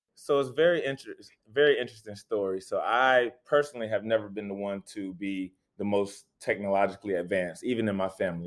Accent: Raleigh, North Carolina, United States; just a kid from Raleigh, born and raised in Raleigh

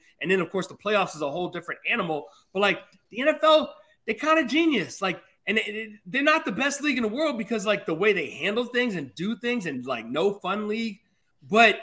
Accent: Alabama, United States; also born or lived in Birmingham, Alabama / Huntsville, Alabama; I'm from Alabama

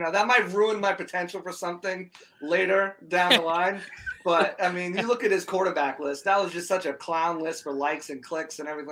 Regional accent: New England, United States; I was from I was from New England

